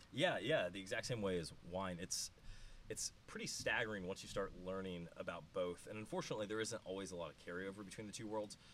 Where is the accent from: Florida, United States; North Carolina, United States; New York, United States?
Florida, United States; close to Tampa; I grew up in Florida